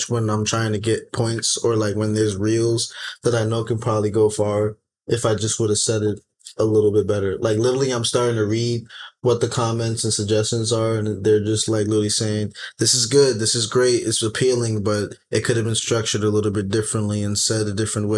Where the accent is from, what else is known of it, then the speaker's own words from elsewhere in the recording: New York City, New York, United States; I'm from the Bronx